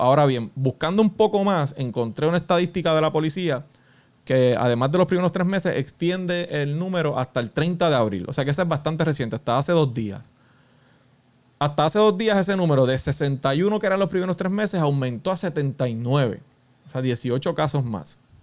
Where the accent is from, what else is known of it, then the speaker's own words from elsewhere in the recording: Puerto Rico; Todos somos puertorriqueños